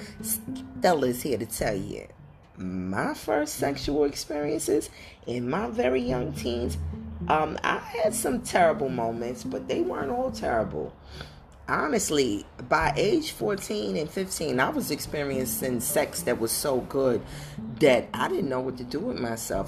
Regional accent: New York City, New York, United States; growing up in Brooklyn, New York

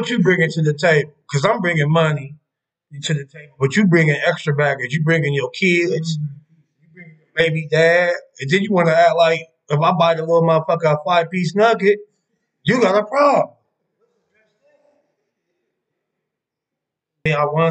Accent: Columbus, Ohio, United States; I'm from Columbus East Side

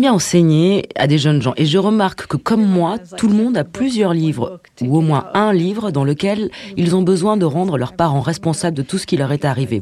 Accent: San Francisco, California, United States; j'ai grandi à San uh, Francisco

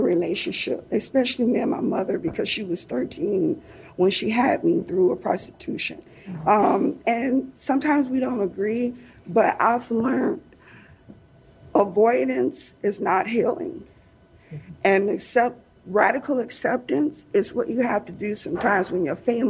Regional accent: Detroit, Michigan, United States; moved away as an adult; now in Seattle, United States; I'm from Detroit.

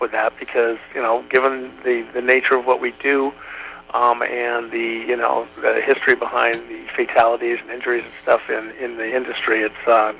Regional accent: California, United States; Well, I grew up in Northern California in the beautiful Lake Tahoe region.

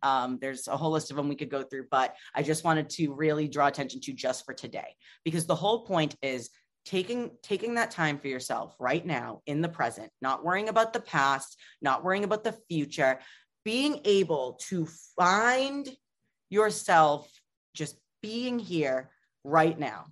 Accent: Boston, Massachusetts, United States; I am from Boston.

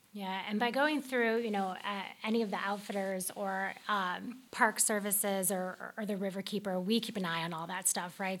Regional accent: Chicago, Illinois, United States; moved away; I'm from Chicago

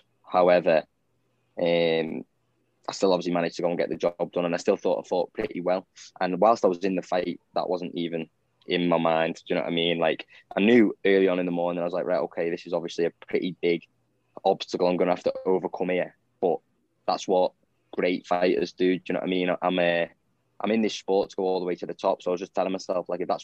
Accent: Southport, North West England, United Kingdom; I'm from Southport

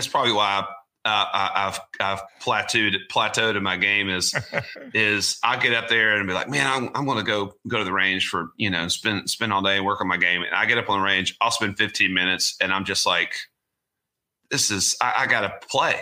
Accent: Augusta, Georgia, United States; I grew up in Augusta, Georgia.

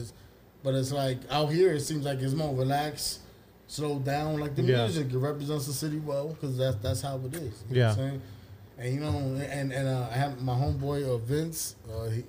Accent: New York, United States; now in Texas, United States; I'm coming from New York

